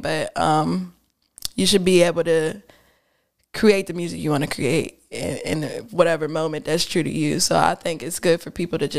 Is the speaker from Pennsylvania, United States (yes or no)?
yes; Pittsburgh, Pennsylvania, United States; moved away; I'm from Pittsburgh